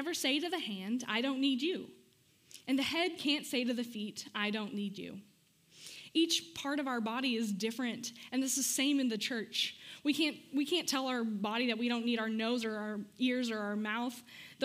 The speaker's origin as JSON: {"language": "English", "town": "Amarillo", "region": "Texas", "country": "United States", "moved": "yes", "said": "I'm from Amarillo"}